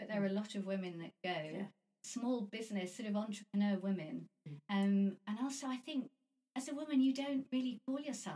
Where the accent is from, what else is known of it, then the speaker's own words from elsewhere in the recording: London, United Kingdom; I'm from London